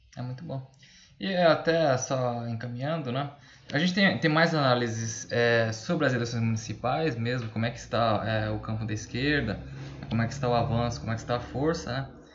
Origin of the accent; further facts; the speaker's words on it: Fernandópolis, São Paulo, Brazil; sou de Fernandópolis